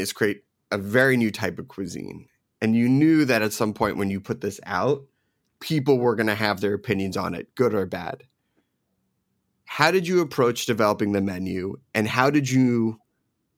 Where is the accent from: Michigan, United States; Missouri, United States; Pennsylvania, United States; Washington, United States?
Pennsylvania, United States; Philadelphia; also born or lived in New Jersey / New York; I grew up in Philadelphia and Jersey, New York.